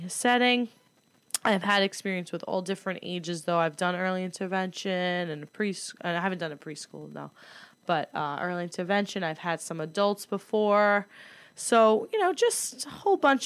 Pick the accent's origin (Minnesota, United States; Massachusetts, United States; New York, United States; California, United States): New York, United States; New York City; also born or lived in Greece; I am from Staten Island